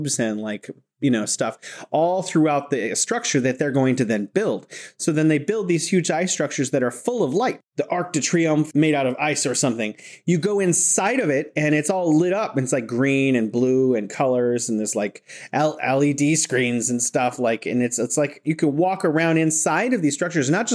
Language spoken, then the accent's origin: English; California, United States; now in Wuhan, China; I'm originally from California, but I'm living here in beautiful Wuhan, China.